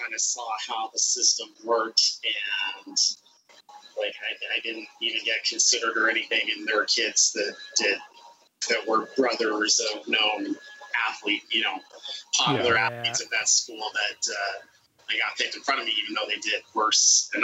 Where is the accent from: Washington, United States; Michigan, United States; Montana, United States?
Washington, United States; Edmonds; I grew up in the Edmonds